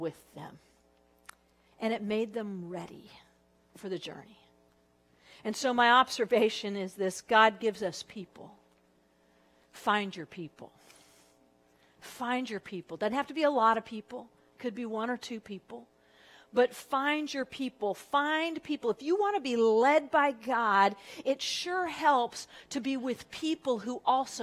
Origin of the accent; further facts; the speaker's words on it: Southern California, United States; moved away as an adult; also born or lived in Texas; I was from Southern California, but I went to Texas